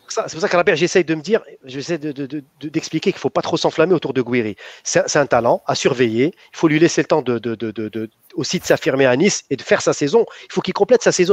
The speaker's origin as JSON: {"language": "French", "country": "Algeria", "said": "En tant qu'Algérien"}